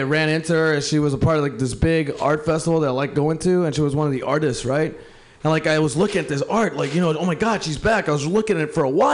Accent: Mexicali, Baja California, Mexico; now in Portland, United States; I'm from Mexico, Mexicali, in Portland, Oregon

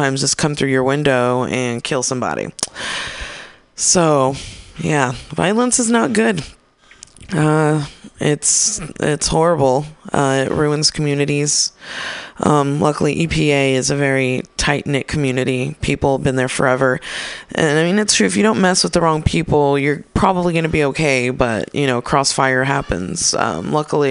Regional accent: East Palo Alto, California, United States; also born or lived in San Francisco; I'm from the Bay. I grew up in East Palo Alto, which is essentially a mini Oakland

